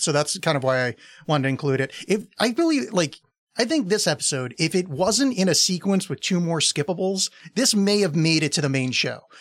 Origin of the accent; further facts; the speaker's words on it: East Coast, United States; I was raised on the East Coast